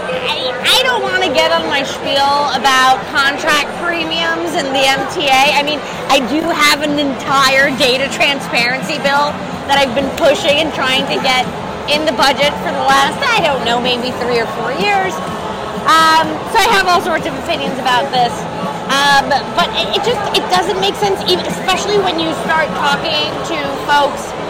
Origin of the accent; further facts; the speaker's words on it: New York City, New York, United States; also born or lived in Astoria, Queens; he might be from Jackson Heights like me.